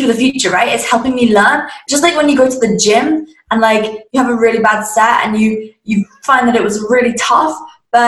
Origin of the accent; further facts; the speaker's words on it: Surrey, South East England, United Kingdom; I was obviously in my second last year of high school in England. That's where I'm from, a place called Surrey.